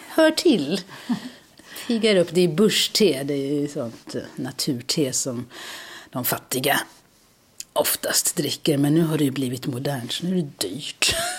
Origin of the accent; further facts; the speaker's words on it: South Africa; now in Malmö, Sweden; Jag kommer från Sydafrika